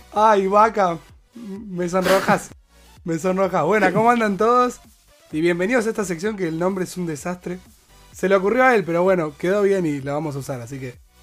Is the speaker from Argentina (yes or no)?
yes; Argentina; nosotros somos argentinos hinchas de boque